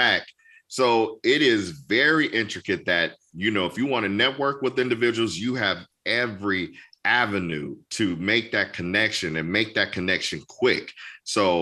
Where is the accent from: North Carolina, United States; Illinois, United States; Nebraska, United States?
Illinois, United States; Chicago; moved away as an adult; also born or lived in Indianapolis; now in Topeka, United States; Chicago is my comfort zone. That's my hometown